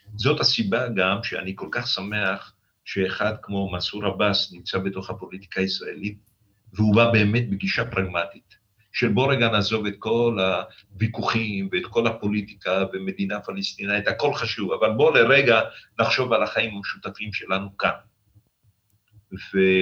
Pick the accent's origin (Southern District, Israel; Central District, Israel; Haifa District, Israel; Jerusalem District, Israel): Southern District, Israel; the Negev; הנגב, גדלנו בו